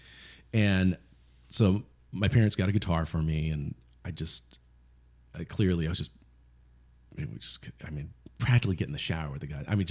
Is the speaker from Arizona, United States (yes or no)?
yes; Yuma, Arizona, United States; growing up in Yuma, Arizona, there's not a lot